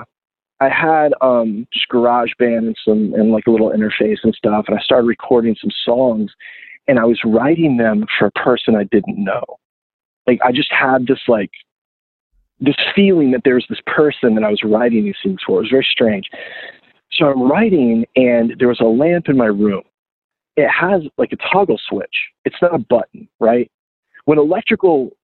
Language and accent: English; South Florida, United States; moved away as an adult; also born or lived in Gainesville, Florida; I was from South Florida